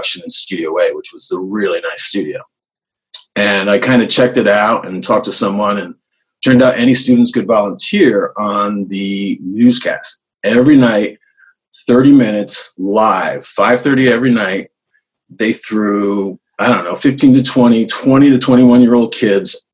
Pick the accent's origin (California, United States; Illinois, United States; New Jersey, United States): New Jersey, United States; Northern; moved away as an adult; also born or lived in Florida; Born and raised in New Jersey. Northern New Jersey, and went to school at Montclair State